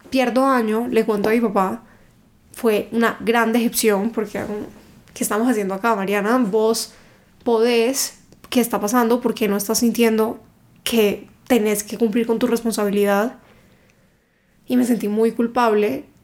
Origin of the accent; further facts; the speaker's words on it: Cali, Valle del Cauca, Colombia; now in Bogotá, Colombia; Yo soy de Cali